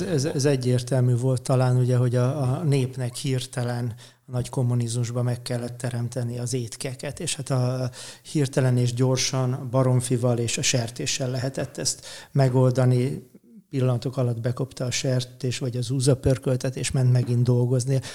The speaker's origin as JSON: {"language": "Hungarian", "town": "Érd", "region": "Pest", "country": "Hungary", "tie": "born or raised there", "said": "Én eredetileg érdi születésű vagyok, és a Dunától egy 800 méterre laktam."}